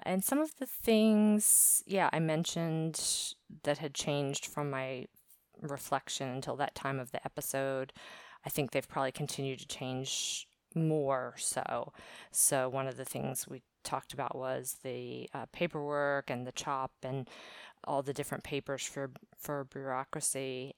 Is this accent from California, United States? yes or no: no; Maryland, United States; also born or lived in Virginia; now in Valencia, Spain; My location is Valencia, Spain. I'm originally from the East Coast of the U.S., basically Maryland, born in Virginia and lived a lot of places on the East Coast.